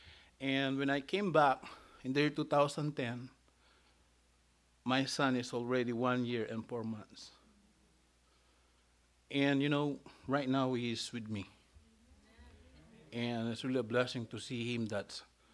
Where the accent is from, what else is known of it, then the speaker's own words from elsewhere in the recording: Philippines; I was born in the Philippines